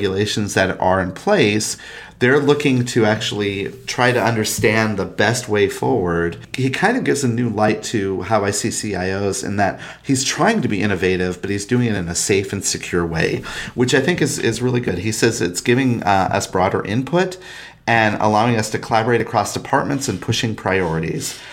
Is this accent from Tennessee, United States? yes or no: no; Minnesota, United States; in Minnesota, my home state